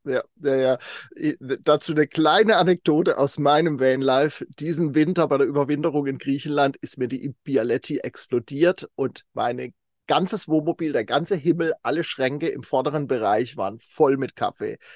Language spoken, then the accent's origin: German; Kaiserstuhl, Baden-Württemberg, Germany; moved away; Ich komme ursprünglich vom Kaiserstuhl